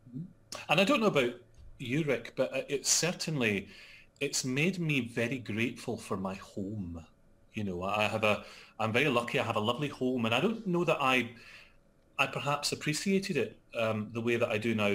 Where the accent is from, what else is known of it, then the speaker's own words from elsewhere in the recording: Scotland, United Kingdom; also born or lived in London; I'm Scottish